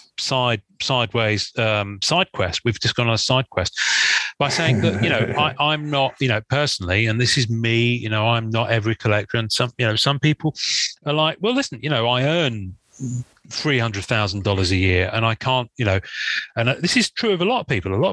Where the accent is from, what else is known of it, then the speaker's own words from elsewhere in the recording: England, United Kingdom; I'm English